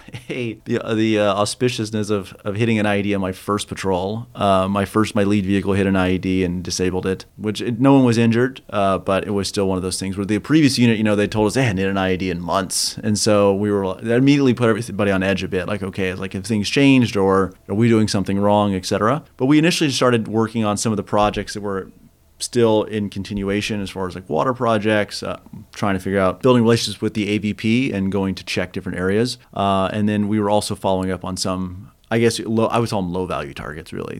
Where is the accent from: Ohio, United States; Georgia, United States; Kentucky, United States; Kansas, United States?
Kansas, United States; moved away as an adult; I grew up in Kansas